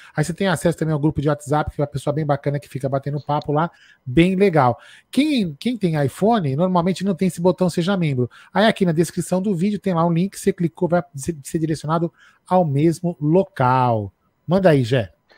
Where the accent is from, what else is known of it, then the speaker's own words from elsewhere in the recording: São Paulo, Brazil; also born or lived in Vila Prudente, São Paulo; Eu sou, eu sou, nascido no Bexiga, mas eu moro na Vila Prudente